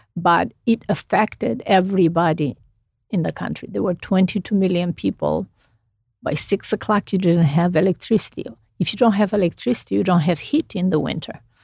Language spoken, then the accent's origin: English; Romania; English is a second language; moved away as an adult; now in United States; I grew up in Romania.